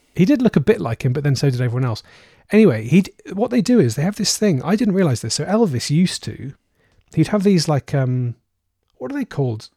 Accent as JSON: {"language": "English", "town": "Cardiff", "region": "Wales", "country": "United Kingdom", "tie": "born or raised there", "said": "This is the capital city of Wales, my hometown. It's Cardiff"}